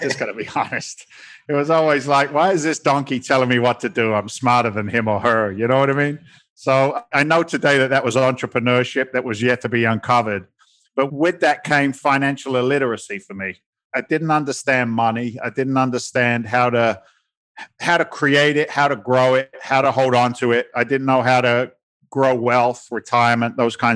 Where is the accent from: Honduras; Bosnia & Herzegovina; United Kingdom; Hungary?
United Kingdom; England; moved away as an adult; now in United States; I'm an immigrant to the States. I came from England back in 1986. I was 20 years old.